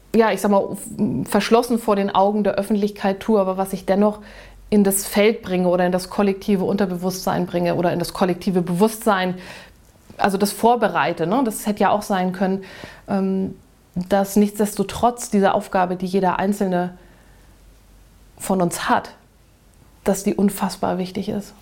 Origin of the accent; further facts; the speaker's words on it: Germany; moved away; Hamburg nun sehr in der Nähe war von dem Ort, wo ich groß geworden bin.